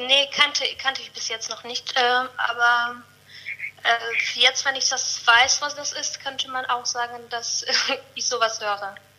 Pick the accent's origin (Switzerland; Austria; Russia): Russia; Saint Petersburg; German is a second language; moved away as an adult; now in Cologne, Germany; ich bin in Russland geboren und jetzt erst seit viereinhalb Jahren hier